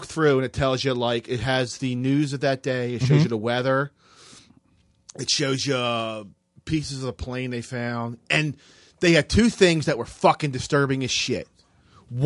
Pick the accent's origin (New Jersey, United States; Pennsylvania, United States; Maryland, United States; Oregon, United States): Maryland, United States; Baltimore; I'm from Baltimore.